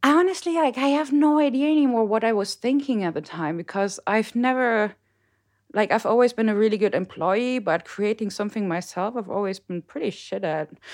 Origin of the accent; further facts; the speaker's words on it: Mönchengladbach, North Rhine-Westphalia, Germany; moved away as an adult; also born or lived in Mosel; now in Rheinhessen, Germany; I am from the beautiful Howard Town off Mönchengladbach